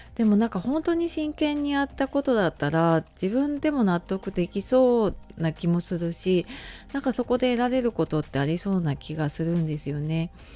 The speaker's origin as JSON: {"language": "Japanese", "country": "Japan", "tie": "born or raised there", "moved": "as an adult", "said": "今あの地元に戻ってきているのであの中学校母校"}